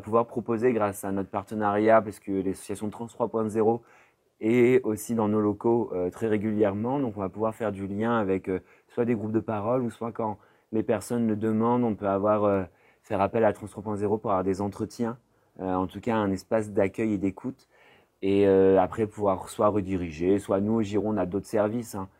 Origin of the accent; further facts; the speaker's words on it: Poitiers, Nouvelle-Aquitaine, France; moved away as an adult; now in Bordeaux, France; je suis né à Poitiers et euh, je suis venu à Bordeaux il y a 10 ans pour faire mes études